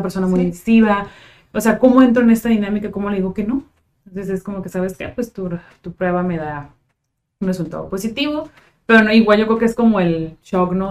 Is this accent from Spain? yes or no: no; Tijuana, Baja California, Mexico; soy de Tijuana desde hace 29 años